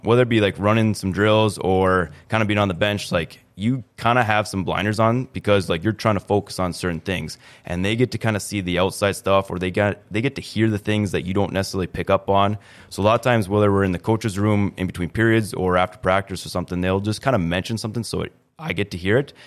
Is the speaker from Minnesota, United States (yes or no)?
yes; East Grand Forks, Minnesota, United States; born and raised in East Grand Forks